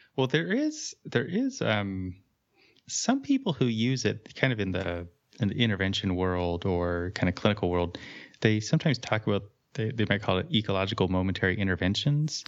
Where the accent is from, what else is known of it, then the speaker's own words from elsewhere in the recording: California, United States; moved away; I grew up in California